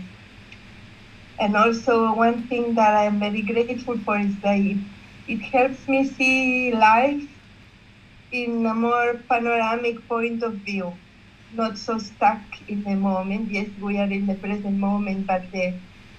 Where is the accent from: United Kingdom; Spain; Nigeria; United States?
Spain; Barcelona, Catalonia; I'm from Barcelona, Spain